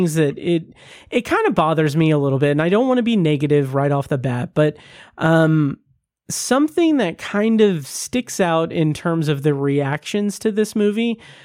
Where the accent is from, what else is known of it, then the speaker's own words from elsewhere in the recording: United States; I'm American